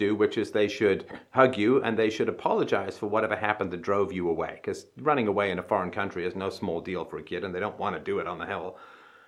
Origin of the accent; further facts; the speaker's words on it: England, United Kingdom; I grew up in England.